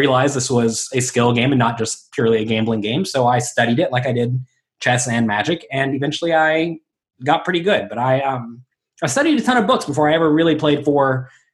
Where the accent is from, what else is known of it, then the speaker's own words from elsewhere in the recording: Pensacola, Florida, United States; moved away as an adult; also born or lived in Atlanta / Las Vegas; now in New York City, United States; I'm from Pensacola, Florida, originally